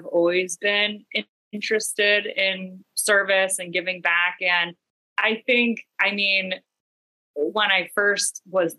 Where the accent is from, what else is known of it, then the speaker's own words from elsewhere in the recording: Cleveland, Ohio, United States; now in Portland, United States; I grew up in Cleveland, Ohio. Right now I'm in Portland, Maine